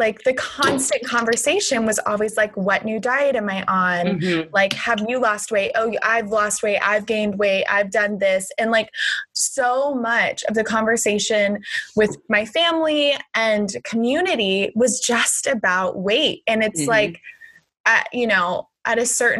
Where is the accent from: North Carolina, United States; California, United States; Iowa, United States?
California, United States; Southern; I grew up in Southern California in the 90s